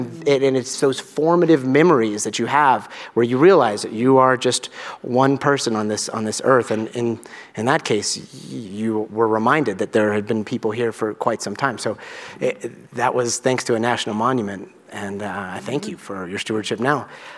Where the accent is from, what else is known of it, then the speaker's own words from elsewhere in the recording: Albuquerque, New Mexico, United States; also born or lived in Guatemala; I grew up in Albuquerque, New Mexico, and I still consider myself a desert kid. And I still remember, I lived right next to a national monument, Petroglyphs National Monument